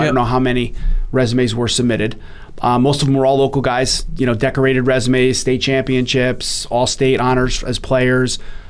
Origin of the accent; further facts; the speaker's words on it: East Haven, Connecticut, United States; I was a local kid. I grew up in East Haven, played high school hockey there.